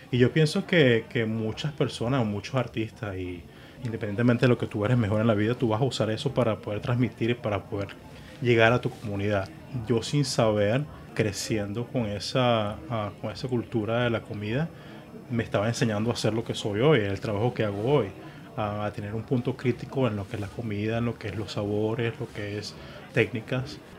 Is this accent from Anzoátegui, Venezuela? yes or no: yes; Puerto La Cruz, Anzoátegui, Venezuela; also born or lived in Margarita Island, Venezuela / New York, United States; now in Miami, United States; Nací en Margarita y muy joven nos vamos a Puerto La Cruz.